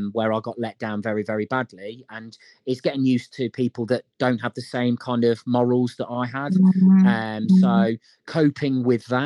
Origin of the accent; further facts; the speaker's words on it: Leicester, East Midlands, United Kingdom; growing up in Leicester